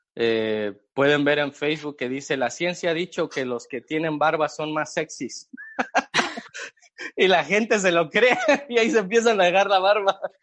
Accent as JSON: {"language": "Spanish", "region": "Mexico City", "country": "Mexico", "moved": "as an adult", "lives_now": "Chicago, United States", "said": "mexicano, chilango. Para los que no saben qué es chilango, son los que vivimos en la Ciudad de México."}